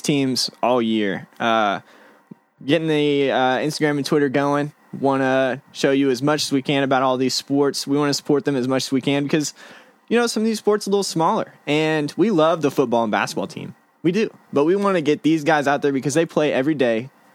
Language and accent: English; Illinois, United States; moved away; I'm from Illinois.